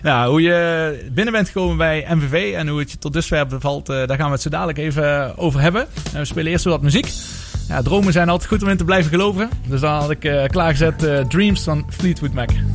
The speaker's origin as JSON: {"language": "Dutch", "town": "Maastricht", "region": "Limburg", "country": "Netherlands", "said": "zelf als Maastrichtenaar"}